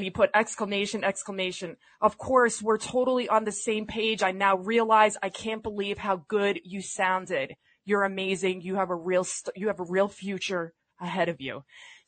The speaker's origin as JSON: {"language": "English", "town": "New York City", "region": "New York", "country": "United States", "said": "I'm from the Bronx"}